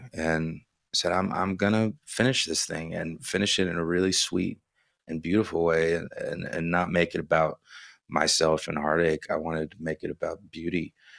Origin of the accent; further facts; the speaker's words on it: Houston, Texas, United States; Yeah, in Houston. I was born in August of 83, and my mother was going into labor during Hurricane Alicia.